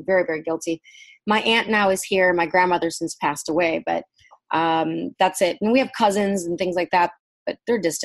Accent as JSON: {"language": "English", "town": "Racine", "region": "Wisconsin", "country": "United States", "tie": "born or raised there", "also_born_or_lived": "Saigon, Vietnam / Virginia", "second_language": "English", "said": "we grew up there in Wisconsin, Racine, Wisconsin, right outside of Milwaukee"}